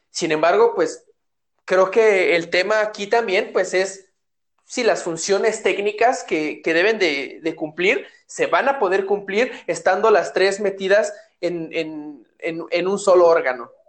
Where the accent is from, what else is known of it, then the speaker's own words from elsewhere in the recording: Mexico; nosotros como mexicanos lo primero que vemos es sospecha